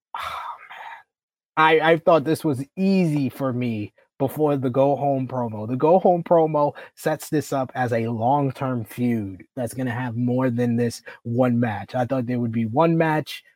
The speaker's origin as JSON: {"language": "English", "region": "New York", "country": "United States", "said": "I'm from New York"}